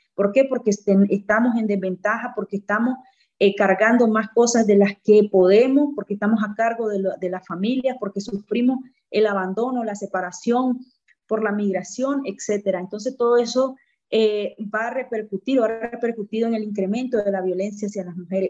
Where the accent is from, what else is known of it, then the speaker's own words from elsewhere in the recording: Nicaragua; moved away as an adult; no es porque me vine porque quería estar fuera de Nicaragua, al contrario, quisiera regresar lo más pronto posible